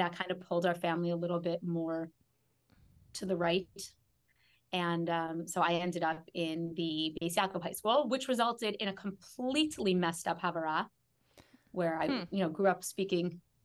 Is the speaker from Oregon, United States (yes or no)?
no; Chicago, Illinois, United States; I grew up in Chicago